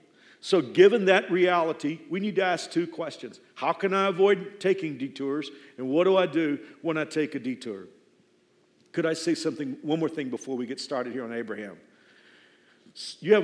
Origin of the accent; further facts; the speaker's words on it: Dallas-Fort Worth area, Texas, United States; moved away as an adult; now in Wichita, United States; I'm from the Dallas-Fort Worth area. I've been here 28, almost 29 years now.